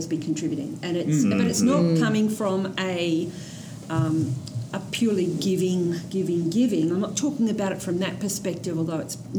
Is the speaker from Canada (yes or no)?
no; Australia; I'm Australian.